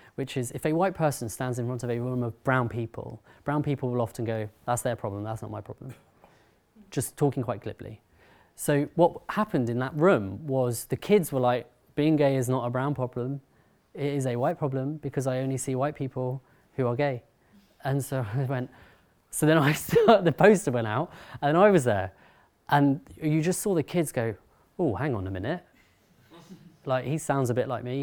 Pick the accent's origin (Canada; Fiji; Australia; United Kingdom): United Kingdom; London; I'm from uh, Harrow, North London